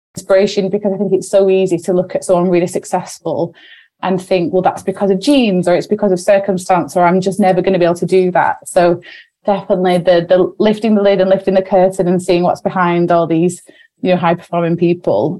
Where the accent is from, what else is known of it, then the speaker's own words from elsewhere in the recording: Wigan, North West England, United Kingdom; we're sisters from Wigan